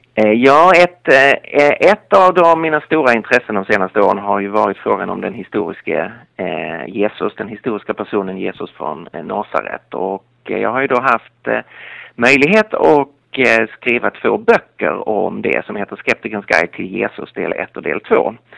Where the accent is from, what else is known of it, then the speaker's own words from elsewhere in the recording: Lund, Skåne, Sweden; accent: Skåne dialect; moved away as an adult; now in Stockholm, Sweden; Nu är jag inte från Galileen utan från Skåne. Så jag kommer från Lund